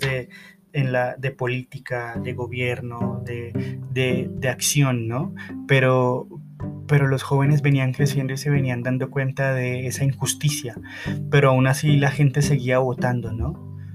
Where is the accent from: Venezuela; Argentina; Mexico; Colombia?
Colombia; mi país